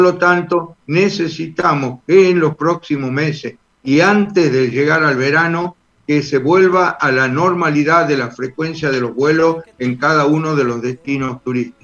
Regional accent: Tucumán, Argentina; yo soy de Tucumán

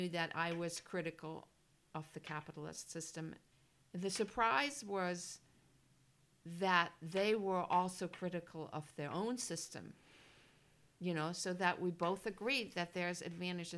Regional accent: Germany; first language German; English is a second language; moved away; also born or lived in California; And born and raised in Germany. And so I speak German, obviously.

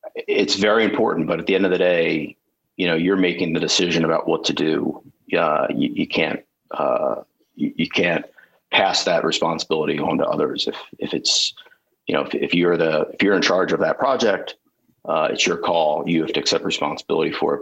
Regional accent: Ocean City, New Jersey, United States; I grew up in Ocean City, New Jersey

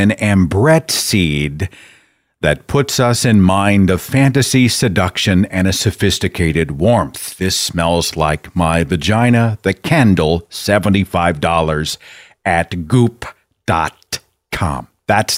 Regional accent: Tulsa, Oklahoma, United States; my hometown of Tulsa, Oklahoma

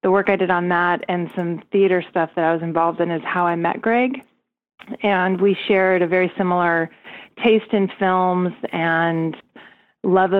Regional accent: Southern California, United States; moved away; also born or lived in New York City; I grew up in Southern California

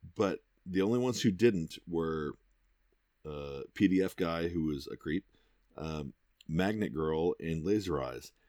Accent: United States; I am an American through and through

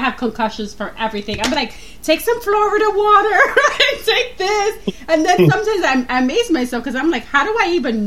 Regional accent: Dominican Republic; I grew up with Santeria and Voodoo. I grew up when I was a kid with it. I'm from the Dominican Republic

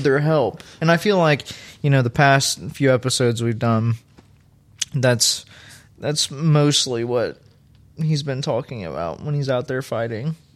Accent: Louisville, Kentucky, United States; I grew up in Louisville

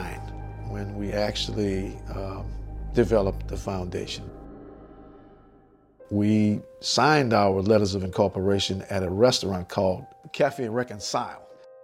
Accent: New Orleans, Louisiana, United States; it was still affecting my life as a kid growing up in New Orleans.

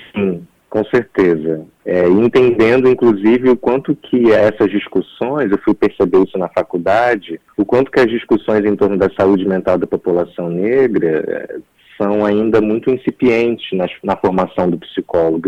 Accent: Nova Friburgo, Rio de Janeiro, Brazil; Eu sou de Nova Friburgo, que é no interior do estado do Rio

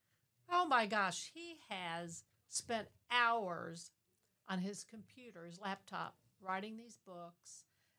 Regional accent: St. Louis, Missouri, United States; moved away as an adult; also born or lived in Poplar Bluff, Missouri; I was born and raised in St. Louis.

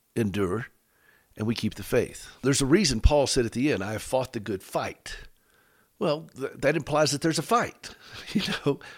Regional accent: United States; we're both from Carolina

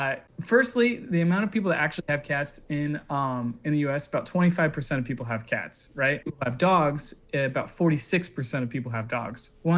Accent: Kansas, United States; moved away; also born or lived in Chicago; So I come from Kansas, and when I got to Chicago

